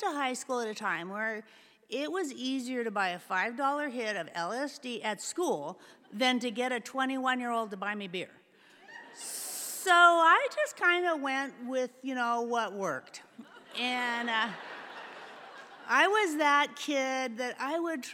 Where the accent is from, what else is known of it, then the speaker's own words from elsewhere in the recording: San Francisco Bay Area, California, United States; I was born in the San Francisco Bay Area in the 50s